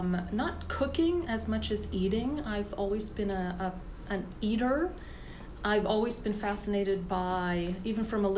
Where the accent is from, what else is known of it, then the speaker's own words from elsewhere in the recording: Florida, United States; I grew up in Florida.